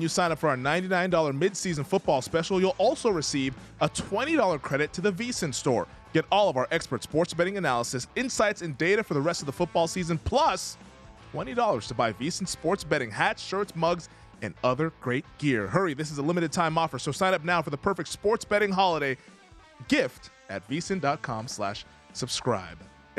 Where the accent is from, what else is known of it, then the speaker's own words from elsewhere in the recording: Seattle, Washington, United States; I grew up in Seattle.